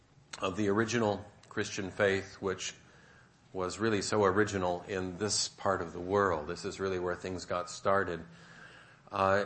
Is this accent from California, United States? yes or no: yes; San Francisco Bay Area, California, United States; also born or lived in Turkey; I'm from the San Francisco Bay Area